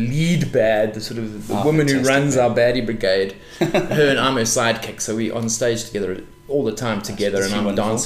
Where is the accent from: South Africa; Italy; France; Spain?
South Africa; we are old, we are South African